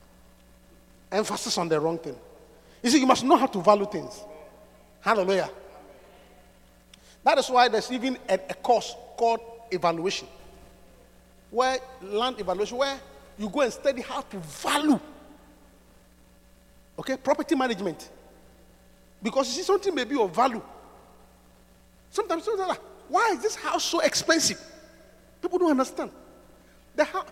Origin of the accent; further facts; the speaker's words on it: Obuasi, Ashanti, Ghana; where I come from, my hometown, is the richest